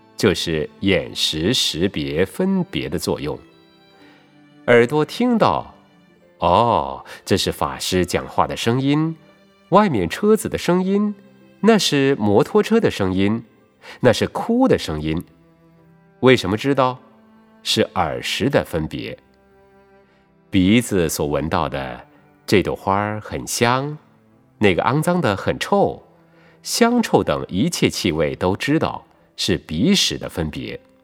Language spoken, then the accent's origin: Chinese; Taiwan; 不但我们台湾人听得懂